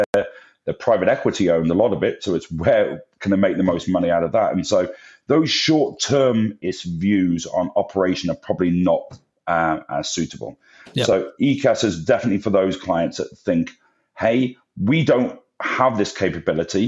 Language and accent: English; England, United Kingdom; moved away; I'm English